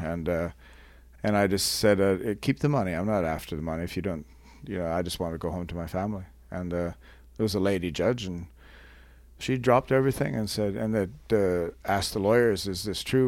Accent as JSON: {"language": "English", "country": "Canada", "said": "I'm not American, by the way, I'm Canadian"}